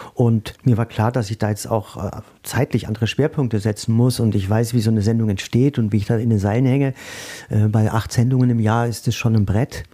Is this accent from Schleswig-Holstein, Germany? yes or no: no; Würzburg, Bavaria, Germany; moved away as an adult; now in Mainz, Germany; ich komme ja aus Würzburg, auch Weinstadt